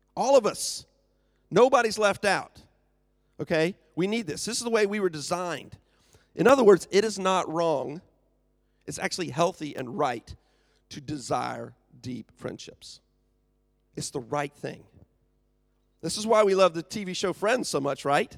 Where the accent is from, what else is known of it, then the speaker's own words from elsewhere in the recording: United States; moved away; I am from the U S.